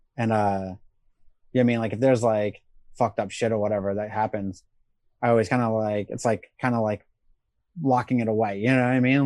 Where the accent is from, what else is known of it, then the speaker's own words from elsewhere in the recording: Rhode Island, United States; moved away as an adult; also born or lived in South Carolina; I grew up in Rhode Island